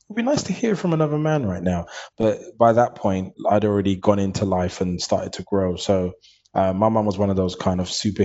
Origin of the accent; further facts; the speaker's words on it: London, United Kingdom; I grew up in East London, Hackney.